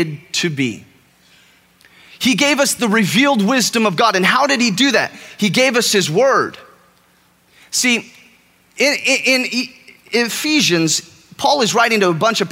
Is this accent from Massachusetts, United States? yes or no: no; California, United States; moved away as an adult; now in Texas, United States; I am from California. I shouldn't probably admit that to a group of Texans, but I am from California. I've lived here for a year and a half now.